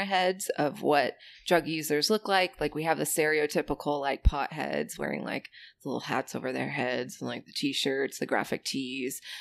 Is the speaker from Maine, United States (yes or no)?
yes; Maine, United States; moved away; I'm from the border of Canada in the state of Maine